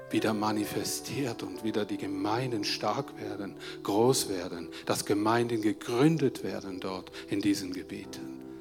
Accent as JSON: {"language": "German", "country": "Switzerland", "said": "ein Ausmaß, die wir uns als Schweizer vielleicht gar nicht so vorstellen können."}